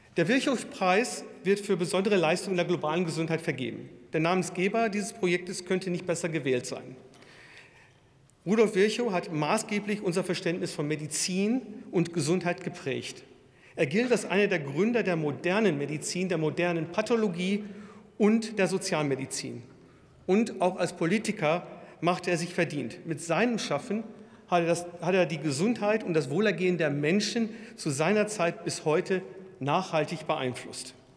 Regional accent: Würzburg, Bavaria, Germany; in meiner Heimatstadt Würzburg

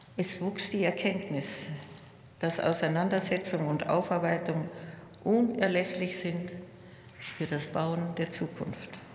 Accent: Munich, Bavaria, Germany; In meiner Heimatstadt

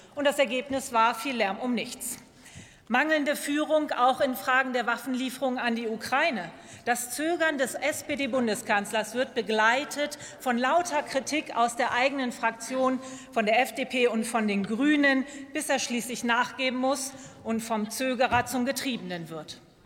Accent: Lower Saxony, Germany; als Niedersächsin hoffe ich

